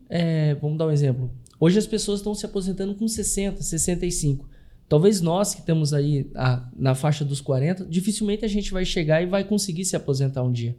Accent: Curitiba, Paraná, Brazil; moved away as an adult; also born or lived in Blumenau; now in Florianópolis, Brazil; Eu nasci, sou natural de Curitiba, fui morar em Blumenau, ali eu residi durante um ano, um ano e meio, e vim a Florianópolis

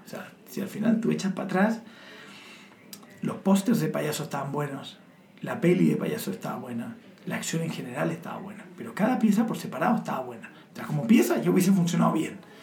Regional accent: Chile; now in Spain; como buen chileno, los chilenos al final somos hijos de los americanos

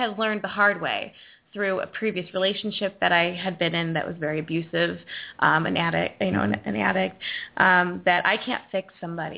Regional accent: Lake Zurich, Illinois, United States; I'm from Zurich.

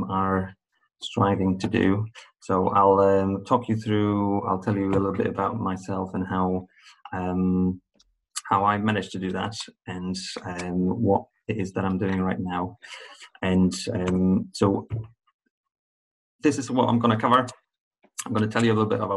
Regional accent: Poland; moved away as an adult; also born or lived in Ireland; I come from Poland

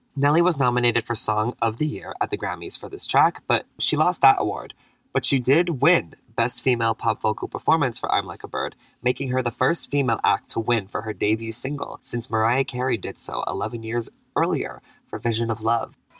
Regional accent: Montreal, Quebec, Canada; now in Toronto, Canada; I live in Toronto grew up in Montreal on the East Coast

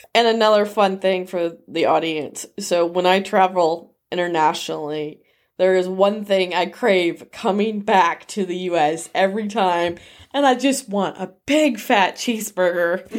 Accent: United States; especially being an American

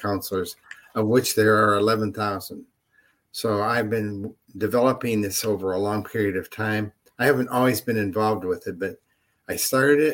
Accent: Mount Clemens, Michigan, United States; also born or lived in Troy, Michigan; now in Rochester, United States; I was raised in Mount Clemens

